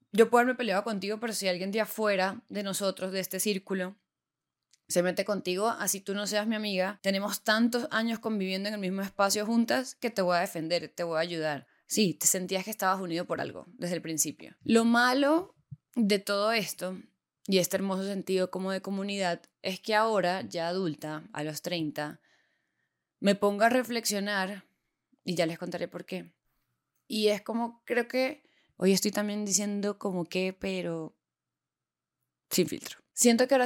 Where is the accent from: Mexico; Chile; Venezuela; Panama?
Venezuela; Puerto La Cruz, Anzoátegui; moved away as an adult; now in Bogotá, Colombia; Me mudé de país, me mudé de Venezuela a Colombia, me mudé de Puerto La Cruz, una ciudad pequeña costera, a Bogotá, una capital de, en ese momento, 8 millones de personas, a una universidad nueva.